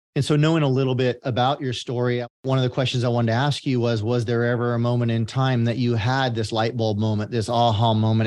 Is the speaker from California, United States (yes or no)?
yes; San Joaquin Valley, California, United States; I grew up in the San Joaquin Valley of California